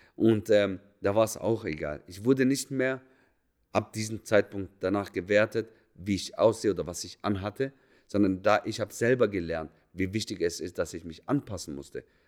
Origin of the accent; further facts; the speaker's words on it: Germany; moved away as an adult; also born or lived in Munich / Berlin / Zurich; da, wo ich herkomme, näher Bodensee